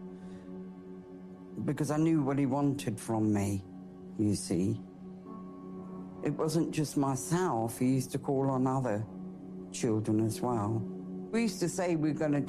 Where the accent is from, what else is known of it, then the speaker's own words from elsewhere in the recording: Jersey; I was born in Jersey to Irish parents